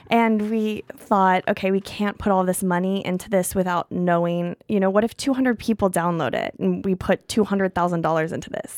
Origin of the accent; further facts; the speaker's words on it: Missouri, United States; now in New York, United States; I'm from a small town in Missouri